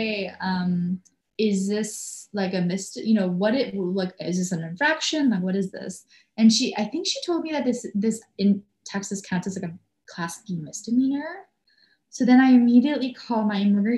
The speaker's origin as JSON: {"language": "English", "country": "Canada", "moved": "yes", "said": "because I am here on a work visa, I'm a Canadian"}